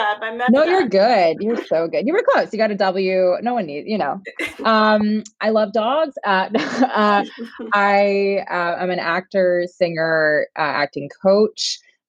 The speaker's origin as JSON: {"language": "English", "region": "New York", "country": "United States", "also_born_or_lived": "San Francisco", "said": "I'm from New York"}